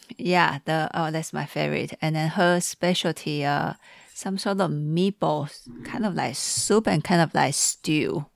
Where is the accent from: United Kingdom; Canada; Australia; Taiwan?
Taiwan; now in Seattle, United States; from Taiwan, but in Seattle.